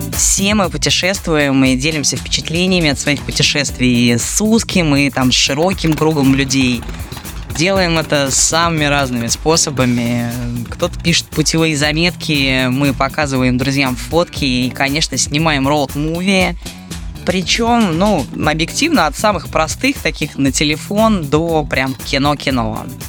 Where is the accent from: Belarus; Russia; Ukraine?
Russia; Moscow; мы, москвичи